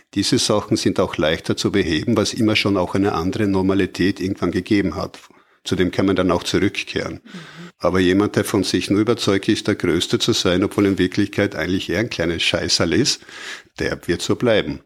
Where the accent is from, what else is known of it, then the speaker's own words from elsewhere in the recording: Austria; wir in Österreich